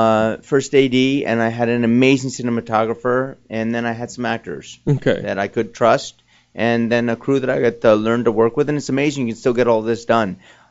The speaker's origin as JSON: {"language": "English", "region": "New Jersey", "country": "United States", "said": "Oh, so I'm from Jersey."}